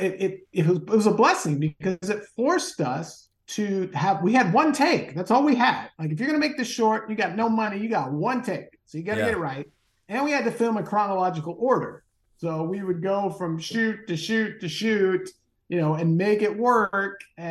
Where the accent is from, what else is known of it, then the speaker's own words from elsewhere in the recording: Southern California, United States; my brother and I, we grew up in Southern California.